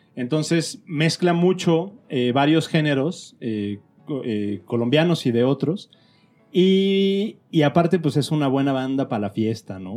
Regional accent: León, Guanajuato, Mexico; moved away; yo vivía en León, esto haber sido como en el 87.

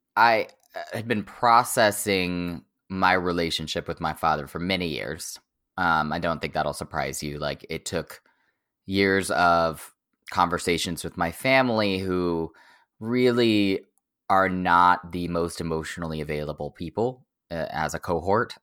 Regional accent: Oklahoma, United States; moved away as an adult; I grew up in Oklahoma, like, thirty miles from the border of Texas.

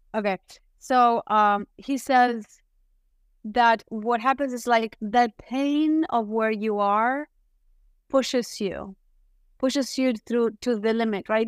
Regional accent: Uruguay; moved away as an adult; now in United States; I am from Uruguay.

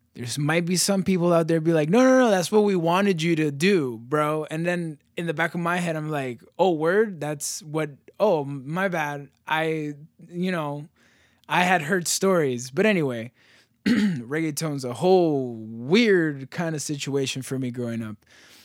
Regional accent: United States; like being a Latino, being American, being all these different things, and being completely proud of it

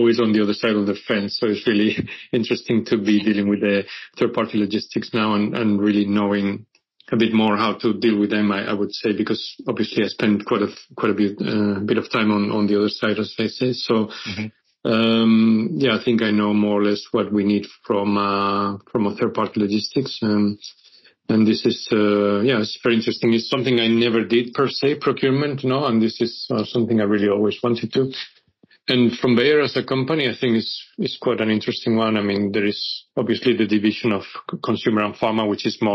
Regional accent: Spain; moved away as an adult; also born or lived in United Kingdom / Africa / Asia Pacific; I'm actually, originally I'm from Spain

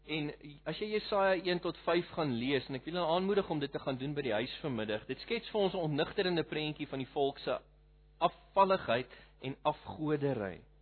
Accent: Malmesbury, Western Cape, South Africa; moved away as an adult; now in Pretoria, South Africa; Ek is van Malmesbury af oorspronklik.

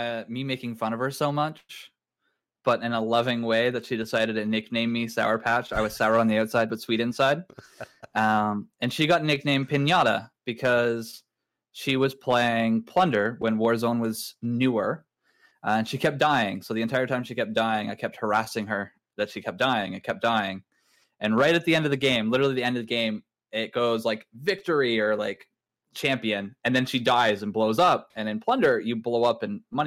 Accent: Canada; I'm a Canadian, age 32.

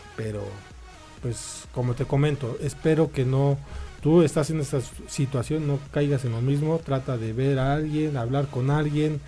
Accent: Mexico; Así somos los mexicanos

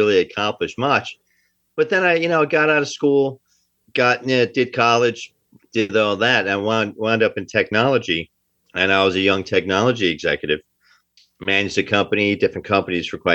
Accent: Kearny, New Jersey, United States; also born or lived in Newark, New Jersey; we lived in Kearney, New Jersey

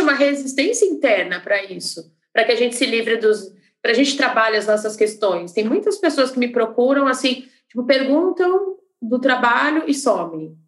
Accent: Curitiba, Paraná, Brazil; now in Belo Horizonte, Brazil; eu sou curitibana, mas moro em BH

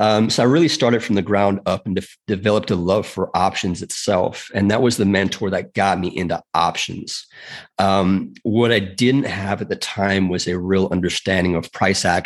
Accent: South Africa; now in United States; I'm from South Africa originally.

